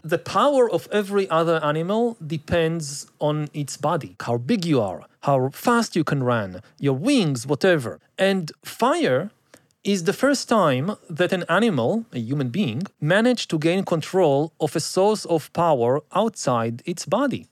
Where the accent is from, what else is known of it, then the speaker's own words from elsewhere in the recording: Israel; I grew up again in Israel